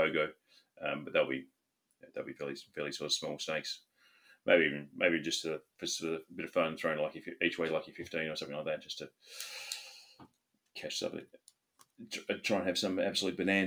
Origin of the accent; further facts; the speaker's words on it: Australia; I grew up in Australia